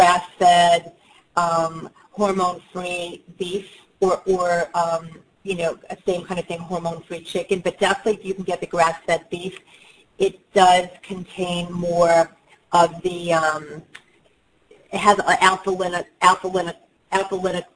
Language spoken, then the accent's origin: English; New York City, New York, United States; I'm from New York